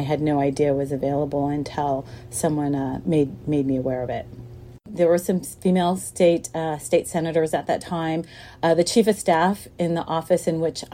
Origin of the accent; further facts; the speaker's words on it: Sacramento, California, United States; I grew up in Sacramento, which is the seat of California's government